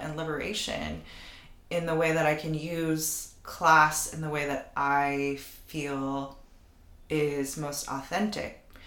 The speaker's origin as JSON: {"language": "English", "country": "United States", "said": "for Filipinos and Filipino Americans specifically, we exist in such a in between space."}